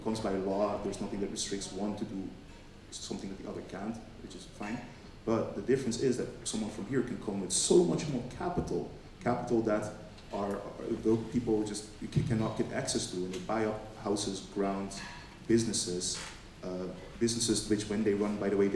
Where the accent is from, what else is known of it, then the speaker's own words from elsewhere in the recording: Caribbean Netherlands; I come from Bonaire. It's one of the islands still under the control of the Dutch